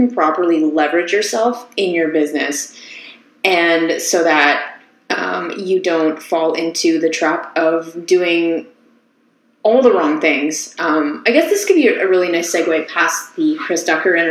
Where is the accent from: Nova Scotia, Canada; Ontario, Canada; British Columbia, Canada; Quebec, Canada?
Ontario, Canada; Ottawa; now in Toronto, Canada; I'm actually from Ottawa